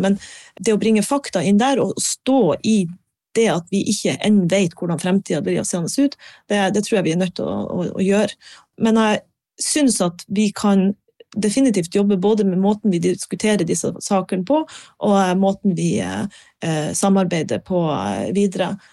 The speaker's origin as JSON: {"language": "Norwegian", "town": "Harstad", "region": "Troms", "country": "Norway", "tie": "born or raised there", "also_born_or_lived": "Bergen", "said": "jeg er fra Harstad"}